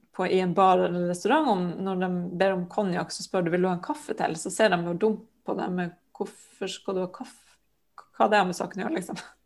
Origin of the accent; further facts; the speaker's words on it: Sørøya, Finnmark, Norway; jeg er jo fra Finnmark, da, fra Sørøya som ligger sørvel på Sørøya, som ligger rett utenfor Hammerfest.